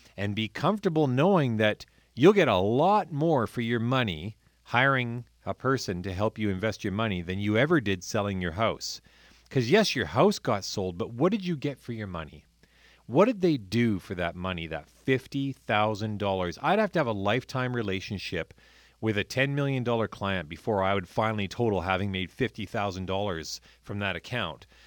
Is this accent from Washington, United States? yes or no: yes; Point Roberts, Washington, United States; I grew up in Point Roberts where our cabin, um, we had had down there since nineteen twenty-eight